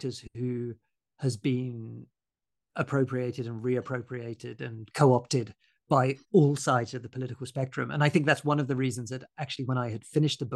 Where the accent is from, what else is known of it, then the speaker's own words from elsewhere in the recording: Bournemouth, South West England, United Kingdom; So I grew up in Bournemouth in Dorset.